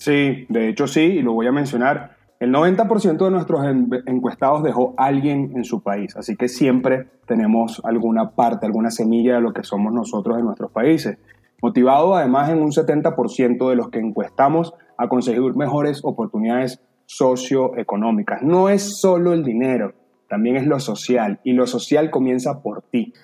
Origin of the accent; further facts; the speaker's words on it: Venezuela; moved away; nosotros como venezolanos nos tocó vivir tiempos difíciles